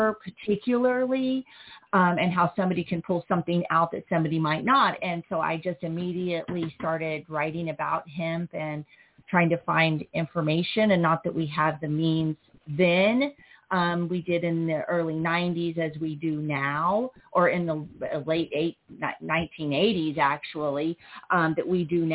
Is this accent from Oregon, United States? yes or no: no; Joplin, Missouri, United States; I'm originally from Joplin, Missouri, raised in a HUD-funded apartment